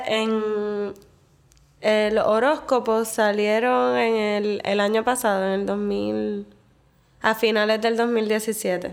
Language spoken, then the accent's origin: Spanish; Puerto Rico; moved away as an adult; also born or lived in Medellín, Colombia; la experiencia que estaba buscando cuando me mudé de Puerto Rico era más como de ciudad